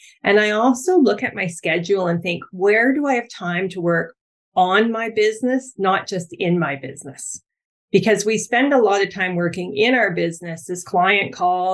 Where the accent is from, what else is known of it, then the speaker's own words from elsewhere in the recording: Ontario, Canada; now in Vancouver Island, Canada; I'm from Ontario